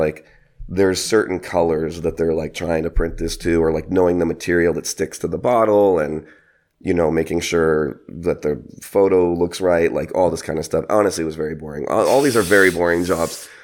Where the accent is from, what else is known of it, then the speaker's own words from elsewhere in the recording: San Francisco, California, United States; moved away as an adult; I'm originally from San Francisco, California